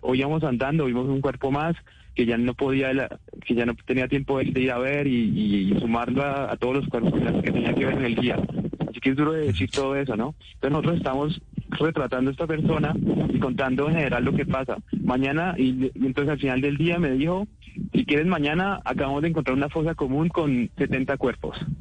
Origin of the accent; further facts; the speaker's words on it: Colombia; moved away; no soy el único colombiano que en el drama baila salsa